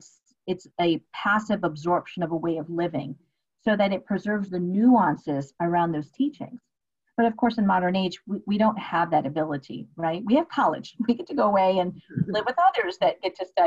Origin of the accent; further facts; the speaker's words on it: United States; my culture is being an Indian woman born and raised here in the States.